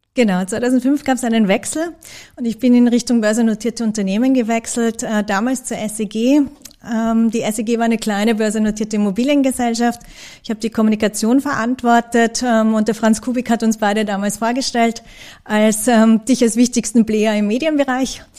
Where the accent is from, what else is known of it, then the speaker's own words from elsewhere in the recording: Graz, Styria, Austria; ich bin geborene Grazerin